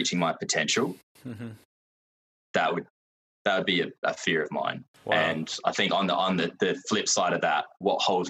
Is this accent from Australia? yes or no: yes; Adelaide, South Australia, Australia; I grew up in South Australia, Adelaide, and I'm still here